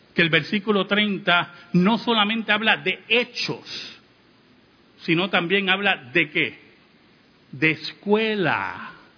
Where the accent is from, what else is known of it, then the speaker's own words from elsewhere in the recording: Puerto Rico; como decimos en Puerto Rico